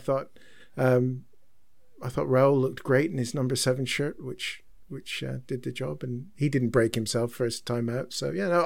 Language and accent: English; Croydon, London, United Kingdom; also born or lived in Canada; Got thrown into high school and had that quickly beaten out of me by a good Croydon upbringing